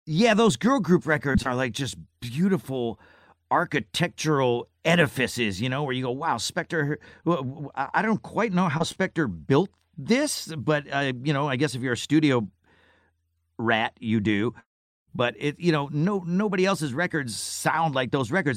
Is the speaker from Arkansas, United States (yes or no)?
no; Syracuse, New York, United States; moved away; I grew up in Syracuse, New York